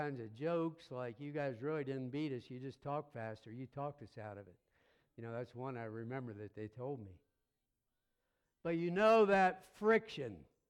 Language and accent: English; Pennsylvania, United States; moved away; also born or lived in North Carolina / Tampa, Florida; Don't throw anything, but we're originally from Pennsylvania. We're Yankees.